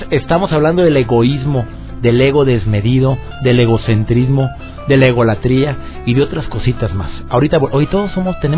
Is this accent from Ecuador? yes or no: no; Monterrey, Nuevo León, Mexico; nos han dicho a los regios que somos